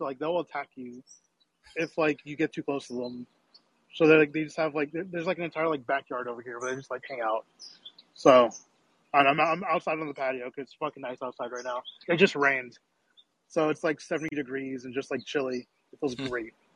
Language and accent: English; Dallas, Texas, United States; I'm from Dallas